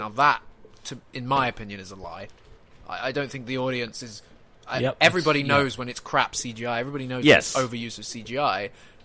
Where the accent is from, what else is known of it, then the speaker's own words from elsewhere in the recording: United Kingdom; I'm British